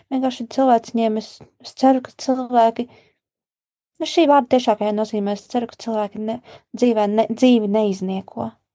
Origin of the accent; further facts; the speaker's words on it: Gulbene, Gulbene Municipality, Latvia; moved away; šis ā, projekts arī saistās ar manu dzimto pilsētu, un es rakstīšu grāmatu, kurā būs ā, manas dzimtās pilsētas ā, cilvēki